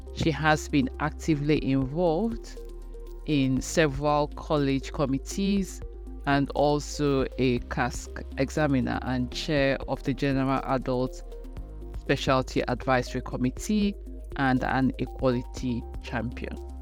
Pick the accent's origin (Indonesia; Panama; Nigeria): Nigeria; moved away as an adult; now in United Kingdom; I am Nigerian. I'm back home in Nigeria where I used to have a lot of support